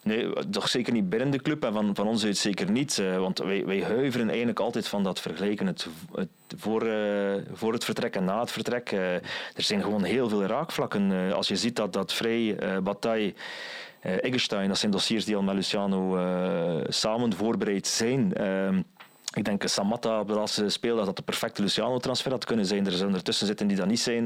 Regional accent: West Flanders, Belgium; ik als West-Vlaming

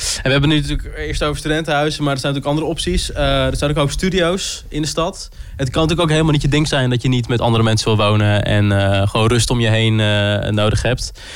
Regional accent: Groningen, Netherlands; ik kom zelf ook uit Groningen, dus het ouderlijk huis was altijd wel dichtbij

